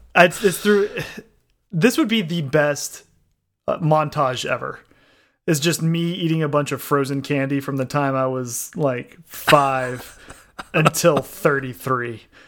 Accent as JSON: {"language": "English", "country": "United States", "said": "me as an American"}